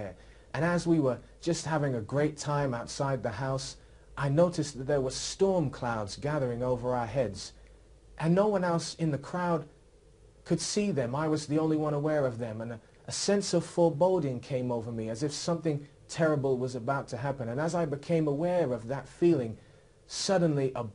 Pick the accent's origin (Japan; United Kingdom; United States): United Kingdom; Oxford, South East England; I was raised here in Oxford